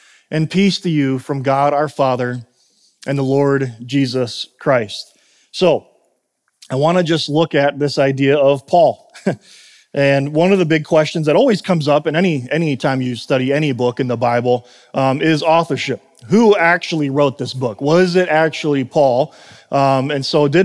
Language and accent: English; Chicago, Illinois, United States; moved away as an adult; also born or lived in South Carolina; I'm originally from Chicago